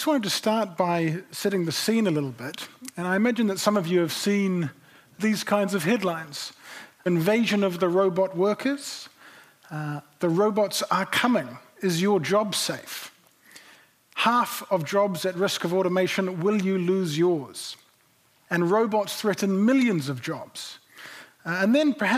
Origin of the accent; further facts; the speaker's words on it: Nelson, New Zealand; moved away; I grew up in Nelson in the 1990s, and Nelson is still very much home to me.